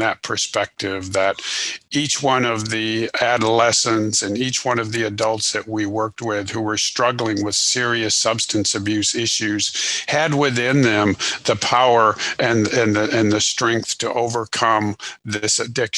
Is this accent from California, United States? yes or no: no; Illinois, United States; moved away as an adult; now in Houston, United States; I was born in Illinois, went to school there, and then I'm currently located just outside of Houston, Texas